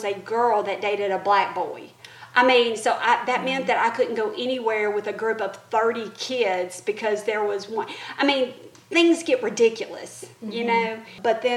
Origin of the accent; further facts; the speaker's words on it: the South, United States; Growing up in the South